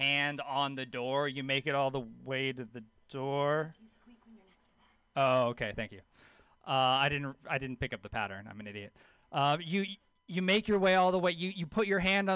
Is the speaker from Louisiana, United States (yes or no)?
yes; Louisiana, United States; I grew up with a hippie mom in Louisiana